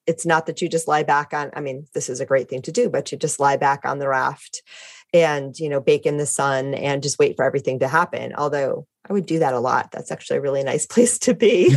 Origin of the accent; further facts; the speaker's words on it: Detroit, Michigan, United States; also born or lived in Connecticut; now in San Diego, United States; I'm originally from the Midwest